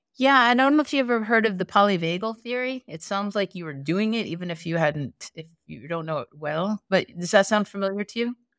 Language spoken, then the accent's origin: English; East Coast, United States; I grew up on the East Coast.